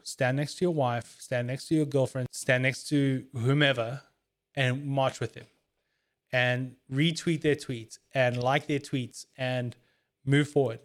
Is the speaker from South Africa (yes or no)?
yes; South Africa; As a South African